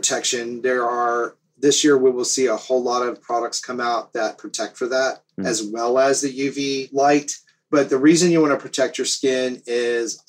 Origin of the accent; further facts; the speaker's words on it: the South, United States; also born or lived in up north; now in Florida, United States; I grew up in the South